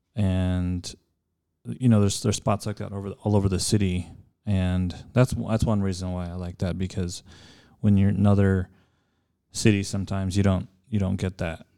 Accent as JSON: {"language": "English", "town": "El Paso", "region": "Texas", "country": "United States", "tie": "born or raised there", "also_born_or_lived": "California", "said": "born and raised in El Paso"}